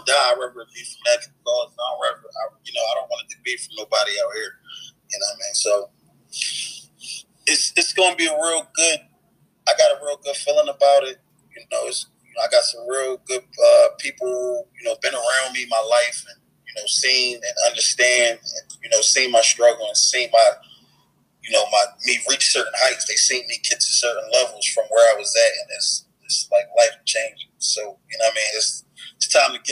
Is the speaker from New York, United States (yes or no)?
no; Philadelphia, Pennsylvania, United States; I'm from North Philly, so where my block, you know, where I grew up on